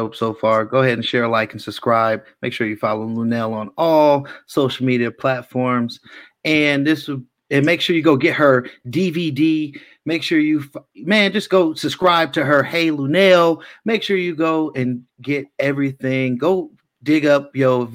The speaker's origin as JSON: {"language": "English", "town": "Richmond", "region": "California", "country": "United States", "tie": "born or raised there", "said": "I grew up in Richmond."}